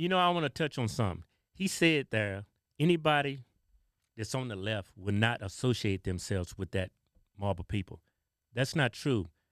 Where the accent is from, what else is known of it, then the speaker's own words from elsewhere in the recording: the South, United States; we grew up in the South